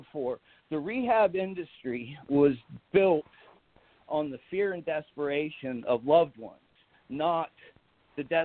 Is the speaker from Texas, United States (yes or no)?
no; Ohio, United States; moved away as an adult; now in Oregon, United States; Right now I'm in Oregon, but I'm from Ohio.